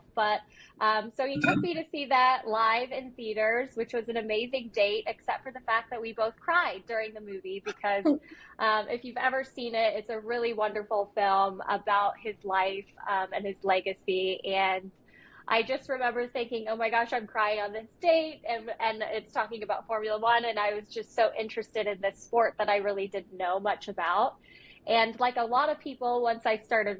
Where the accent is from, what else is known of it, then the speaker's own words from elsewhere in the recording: United States; I grew up watching motorsport in America